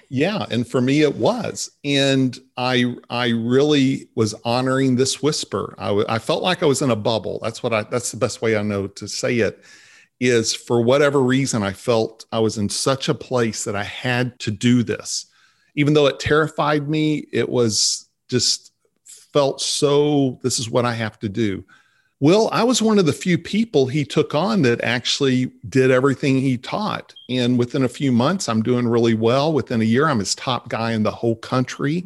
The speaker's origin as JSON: {"language": "English", "town": "Vernon", "region": "Texas", "country": "United States", "tie": "born or raised there", "also_born_or_lived": "Dallas", "said": "I grew up in Vernon, Texas"}